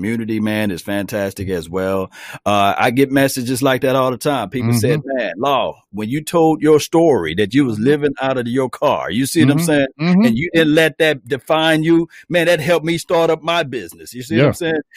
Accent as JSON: {"language": "English", "town": "Natchez", "region": "Mississippi", "country": "United States", "said": "I'm from Mississippi, a small town, Natchez, Mississippi"}